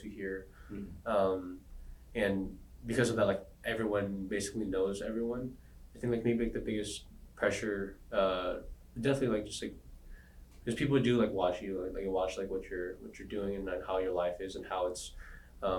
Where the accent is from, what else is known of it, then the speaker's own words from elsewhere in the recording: San Antonio, Texas, United States; moved away as an adult; also born or lived in San Diego, California / Fremont, California; now in Los Angeles, United States; I grew up in San Antonio, Texas, where I wasn't born there. I was born in San Diego, but I have lived over 15, 16 years in San Antonio